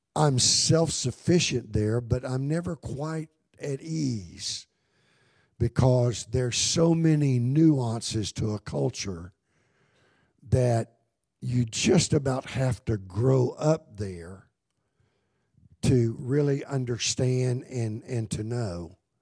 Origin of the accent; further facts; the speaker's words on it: United States; I'm an American. I love America, but this isn't my home